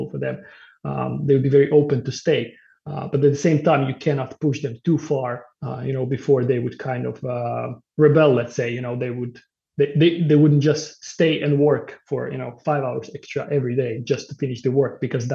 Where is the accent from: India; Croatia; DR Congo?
Croatia; now in Sweden; I'm also coming from Croatia